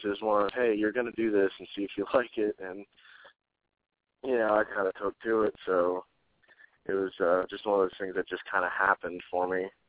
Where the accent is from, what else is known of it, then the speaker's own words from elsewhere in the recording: Gulfport, Mississippi, United States; also born or lived in Ocean Springs, Mississippi / Little Rock, Arkansas; I moved back to Gulfport, and uh, I've pretty much been here my whole life.